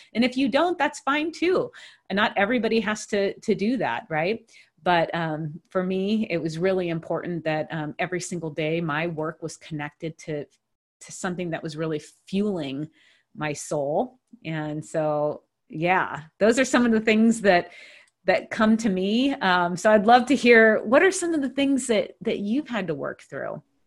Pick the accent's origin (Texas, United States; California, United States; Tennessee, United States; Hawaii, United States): Hawaii, United States; moved away as an adult; also born or lived in Pittsburgh, Pennsylvania; I grew up in Hawaii